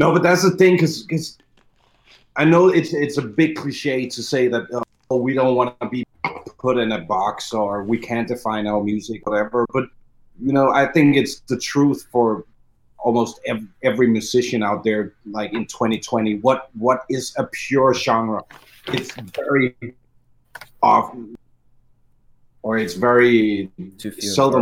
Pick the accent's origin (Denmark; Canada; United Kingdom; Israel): Denmark; because we're from Denmark, we're from up north